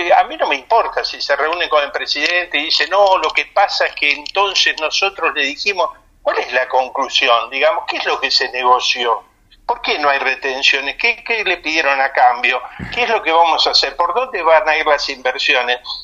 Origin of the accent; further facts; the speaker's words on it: Argentina; now in Spain; también soy argentino